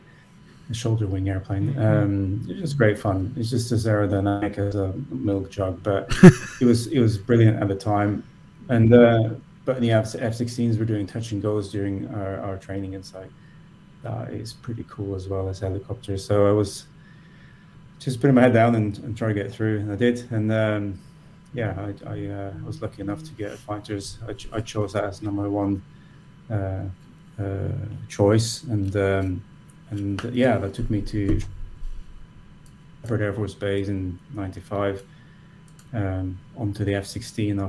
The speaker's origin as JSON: {"language": "English", "country": "Norway", "tie": "born or raised there", "also_born_or_lived": "United States", "moved": "as an adult", "lives_now": "Austria", "said": "I grew up in Norway."}